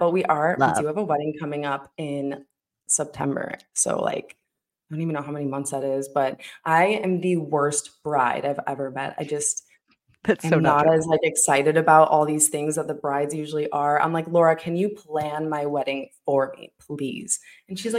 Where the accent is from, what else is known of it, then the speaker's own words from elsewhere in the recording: Illinois, United States; moved away as an adult; also born or lived in Iowa / Colorado; now in Arizona, United States; I'm from Illinois